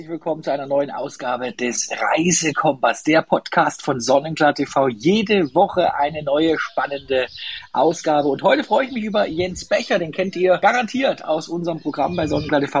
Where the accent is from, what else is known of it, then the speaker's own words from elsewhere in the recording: Thuringia, Germany; finde ich jetzt persönlich, für mich als Thüringer, ne? Thüringer äh, Rostbratwurst, die liegt bei uns.